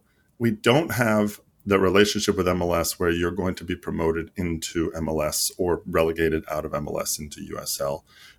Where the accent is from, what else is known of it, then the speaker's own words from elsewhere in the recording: Greece; So, like, I grew up half in Greece.